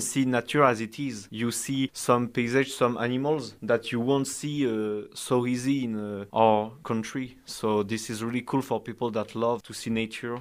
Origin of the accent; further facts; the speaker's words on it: Brest, Brittany, France; English is a second language; now in Săcueni, Romania; I come from France, a little town named Brest